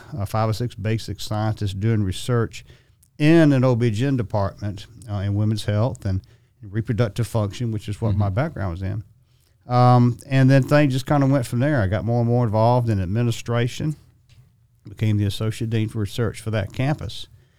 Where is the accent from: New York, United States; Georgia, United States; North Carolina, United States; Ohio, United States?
Georgia, United States; Augusta; and I was born and raised here in Augusta.